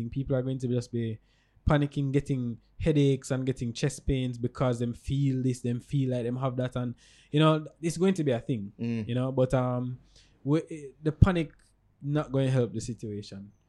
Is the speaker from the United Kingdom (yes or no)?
no; Jamaica; I'm a, I'm a Jamaican ambassador still, so I'm not, really get involved.